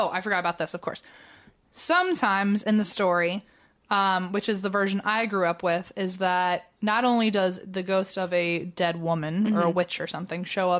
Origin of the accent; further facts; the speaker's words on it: Virginia, United States; Like, look, I know we're both from Virginia